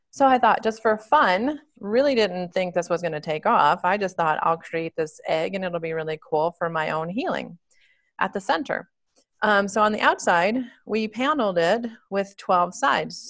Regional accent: Michigan, United States; moved away as an adult; also born or lived in Dallas, Texas / California; now in Colorado, United States; I was born and raised in Michigan

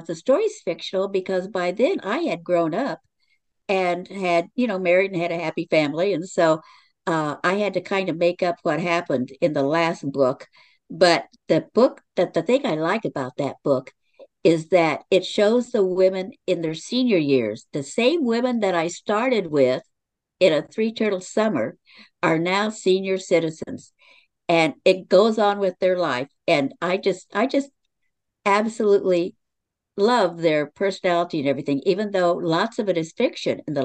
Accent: Lawton, Oklahoma, United States; also born or lived in Washington State; now in Washington, United States; I was born and raised in Lawton, Oklahoma

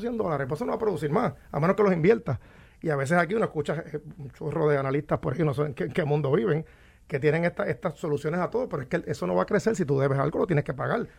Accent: Puerto Rico

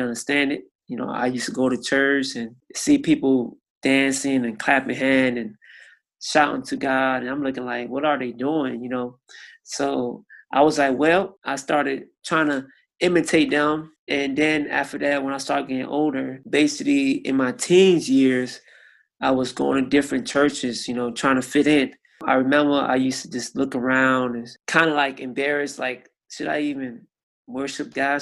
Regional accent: Miami, Florida, United States; I'm from Miami, Florida, and I'm 33 years old

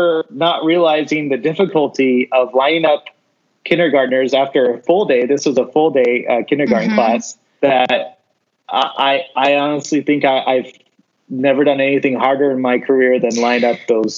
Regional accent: Meridian, Idaho, United States; I grew up in the West Ada School District, Meridian School District. I graduated from Centennial.

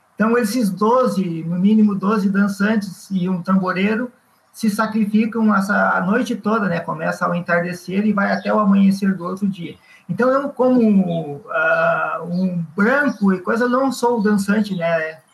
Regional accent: Viamão, Rio Grande do Sul, Brazil; now in Mostardas, Brazil; Sou natural de Viamão e estou agora em Mostardas. Há 30 e poucos anos eu moro em Mostardas.

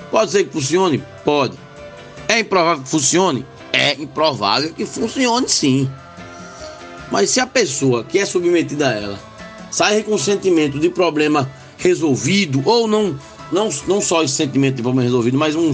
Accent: Limoeiro, Pernambuco, Brazil; moved away; Limoeiro, inclusive, minha terra

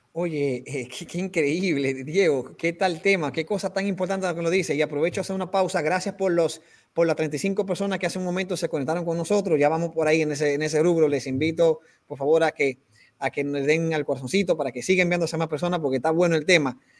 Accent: Peru; como decimos aquí en Perú

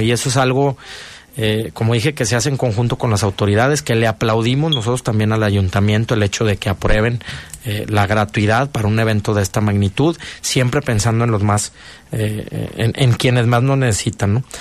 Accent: León, Guanajuato, Mexico; como buen eh, leonés y guanajuatense

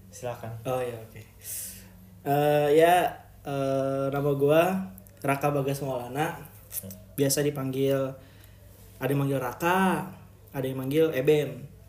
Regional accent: Cilegon, Banten, Indonesia; moved away as an adult; now in Sudan; gue asli dari Cilegon Banten

